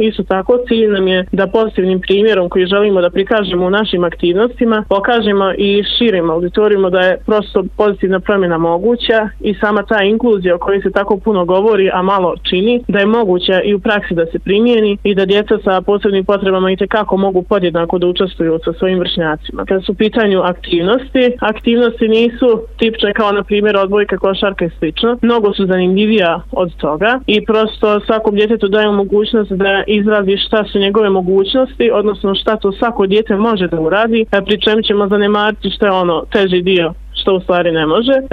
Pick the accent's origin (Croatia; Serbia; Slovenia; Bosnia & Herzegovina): Bosnia & Herzegovina; Zvornik, Republika Srpska; kod nas u Zvorniku